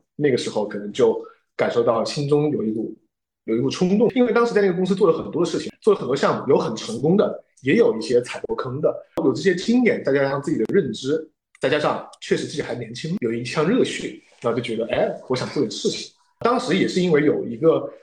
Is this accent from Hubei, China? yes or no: yes; Wuhan, Hubei, China; moved away; 回到了自己的家乡之后，因为我是武汉人